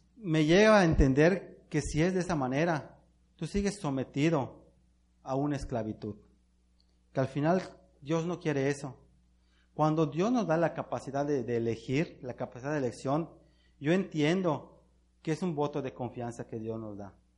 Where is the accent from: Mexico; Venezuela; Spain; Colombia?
Mexico; nosotros como mexicanos